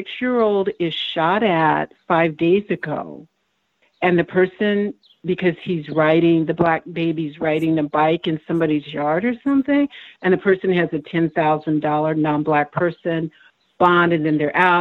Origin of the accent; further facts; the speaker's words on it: Texas, United States; also born or lived in Germany; I grew up in Texas